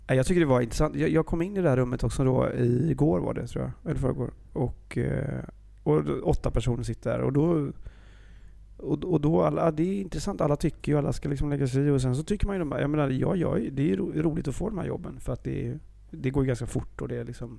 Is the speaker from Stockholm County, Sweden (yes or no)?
no; Gothenburg, Västra Götaland, Sweden; jag är ju från Göteborg. Vi är ju världens trevligaste folk också